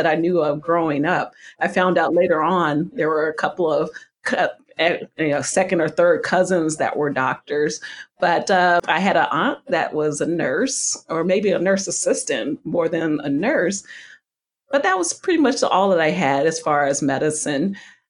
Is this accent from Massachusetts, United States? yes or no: no; Kansas City, Kansas, United States; I'm from Kansas City, Kansas, originally